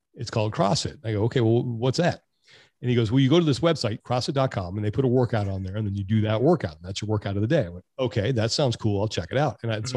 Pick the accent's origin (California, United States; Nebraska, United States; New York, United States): California, United States; Sacramento; moved away as an adult; also born or lived in Jacksonville, Florida; now in California, United States; I grew up in Sacramento.